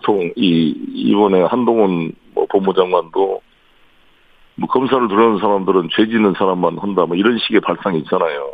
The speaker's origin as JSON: {"language": "Korean", "region": "Seoul", "country": "South Korea", "tie": "born or raised there", "said": "서울 토박이고"}